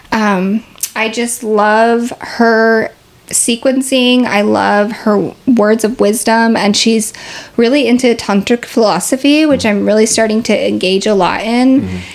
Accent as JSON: {"language": "English", "town": "Seattle", "region": "Washington", "country": "United States", "said": "I'm from Seattle"}